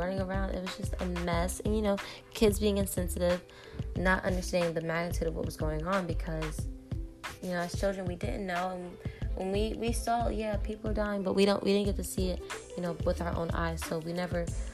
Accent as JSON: {"language": "English", "country": "United States", "also_born_or_lived": "Nigeria / Park Hill", "said": "I'm Nigerian and I'm African American as well"}